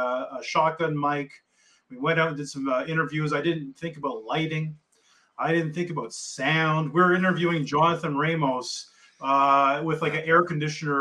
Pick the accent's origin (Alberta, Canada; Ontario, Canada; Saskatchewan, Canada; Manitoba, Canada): Ontario, Canada; Kingston; I grew up in Kingston.